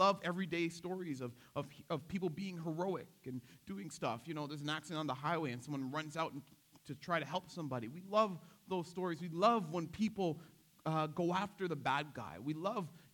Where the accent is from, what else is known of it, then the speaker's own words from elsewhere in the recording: Toronto, Ontario, Canada; I grew up in Scarborough.